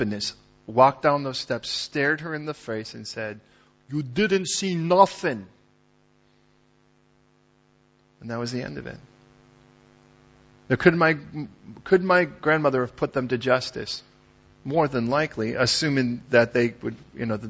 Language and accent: English; Chicago, Illinois, United States; growing up in Chicago